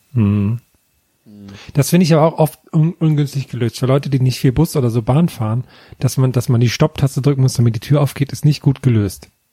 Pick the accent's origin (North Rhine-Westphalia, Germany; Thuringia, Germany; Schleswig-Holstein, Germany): Thuringia, Germany; Tambach-Dietharz; Tamachdidatz, meine Heimat